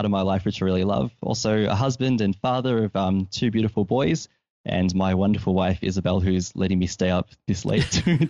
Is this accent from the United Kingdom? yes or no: no; Victoria, Australia; I'm from Victoria, which is in the southeastern part of the Great Island of Australia.